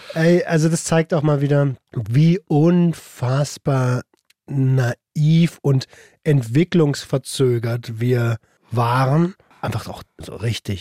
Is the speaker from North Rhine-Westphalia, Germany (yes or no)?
no; Berlin, Germany; moved away as an adult; now in Brandenburg, Germany; Wir sind ja beide aus Berlin. Ich ja. bin da hingezogen